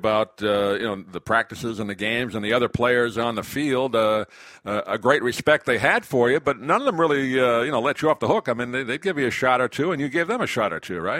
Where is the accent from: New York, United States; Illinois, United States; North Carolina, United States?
New York, United States; Nassau County, Long Island; moved away as an adult; now in Florida, United States; You and I are both fellow Long Islanders. You were from Suffolk County. I was from Nassau County.